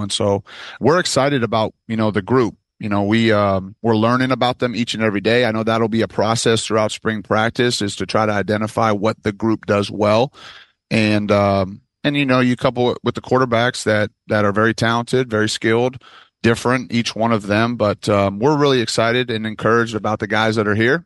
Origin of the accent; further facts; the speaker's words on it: Michigan, United States; I'm from Michigan